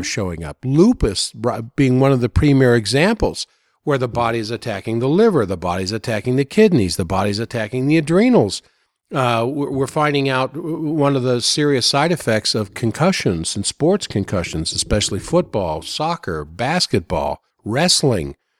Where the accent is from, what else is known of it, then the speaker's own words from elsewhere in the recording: United States; also born or lived in Maryland / Virginia; I grew up in Maryland, Virginia